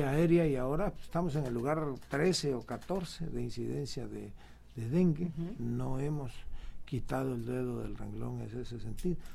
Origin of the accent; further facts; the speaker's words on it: Tabasco, Mexico; somos privilegiados los tabasqueños por haber nacido o habernos criado aquí entre tanta agua. Es un estado, y no es porque seamos tabasqueños, pero es un estado hermoso.